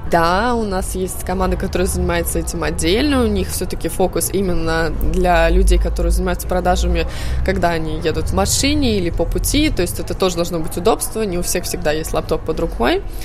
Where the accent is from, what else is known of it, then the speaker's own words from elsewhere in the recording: Tallinn, Harju County, Estonia; moved away as an adult; also born or lived in Cambridge, England / Sweden / Berlin, Germany; я сама из Таллина, но я 4 года жила в э, Англии, в Кембридже. После этого год в Швеции